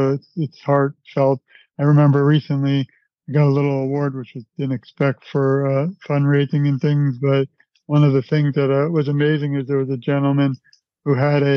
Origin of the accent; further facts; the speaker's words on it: New York City, New York, United States; I'm from Brooklyn, New York. My mother used to bring me to Broadway when I was a child